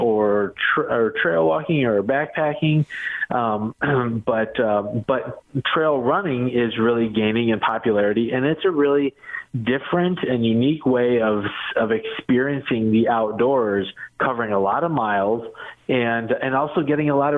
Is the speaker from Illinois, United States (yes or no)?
yes; Illinois, United States; moved away as an adult; now in Missouri, United States; I grew up in Illinois, but I've lived in Missouri for over 20 some years